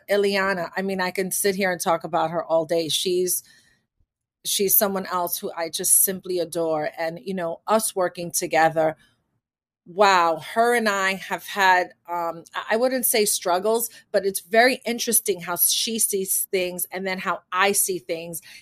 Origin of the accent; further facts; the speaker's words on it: Manhattan, New York, United States; born there; I was born in Manhattan, so it doesn't matter that I was born in what you know in a poor neighborhood in Manhattan